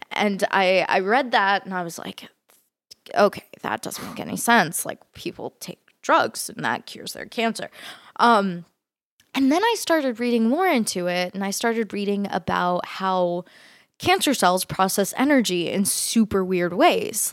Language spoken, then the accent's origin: English; Fort Worth, Texas, United States; also born or lived in San Francisco, California; I, uh, grew up in Texas, um, in a city called Fort Worth